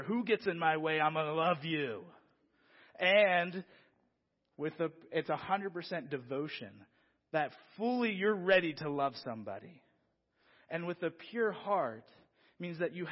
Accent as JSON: {"language": "English", "town": "Philadelphia", "region": "Pennsylvania", "country": "United States", "moved": "yes", "said": "originally, I'm from Philadelphia."}